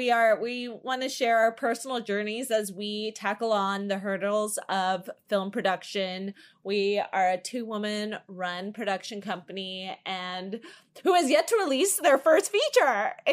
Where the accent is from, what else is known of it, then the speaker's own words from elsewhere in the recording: New Jersey, United States; moved away; I'm from Jersey. In case for any new listeners, we're both from the East Coast.